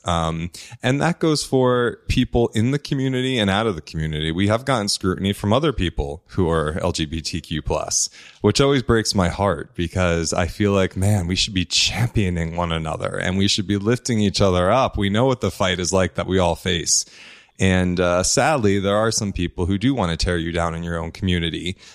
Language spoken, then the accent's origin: English; New Jersey, United States; I grew up in New Jersey. I'm an Italian boy, Italian family.